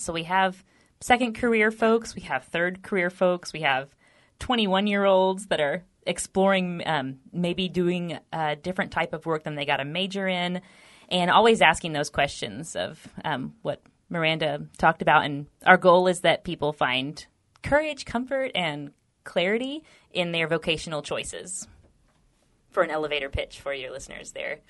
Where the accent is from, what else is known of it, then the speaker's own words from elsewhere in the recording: Texas, United States; We're both native Texans